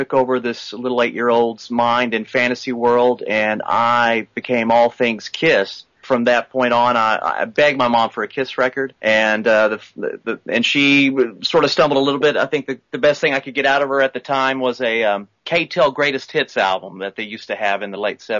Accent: Oklahoma, United States; I'm from Oklahoma

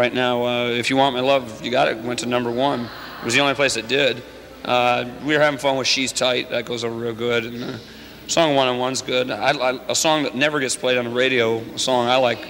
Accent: Illinois, United States; I'm from Illinois

